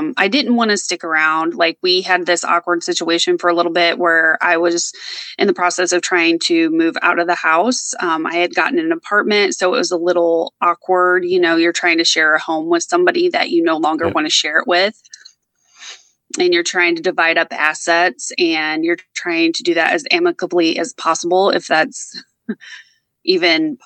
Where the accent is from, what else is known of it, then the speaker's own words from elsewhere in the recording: the Midwest, Indiana, United States; I grew up in the Midwest and I stayed there. I didn't move. I'm in Indiana